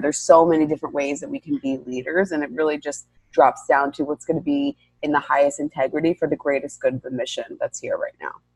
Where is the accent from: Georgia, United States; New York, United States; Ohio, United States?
New York, United States; I'm born and raised in New York